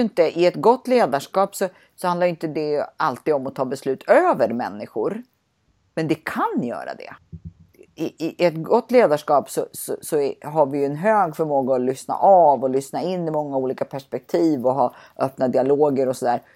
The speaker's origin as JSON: {"language": "Swedish", "country": "Sweden", "said": "som svensk ska man säga nej"}